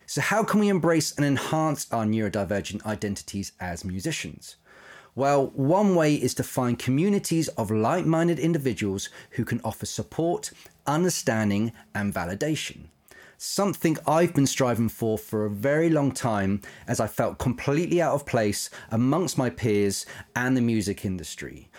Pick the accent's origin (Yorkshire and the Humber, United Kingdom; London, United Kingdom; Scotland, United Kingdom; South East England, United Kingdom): South East England, United Kingdom; Isle of Wight; moved away; I grew up on the Isle of Wight